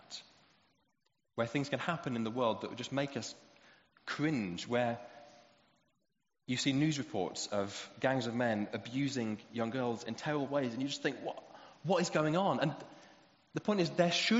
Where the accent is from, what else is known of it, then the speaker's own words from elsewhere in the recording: United Kingdom; especially as British people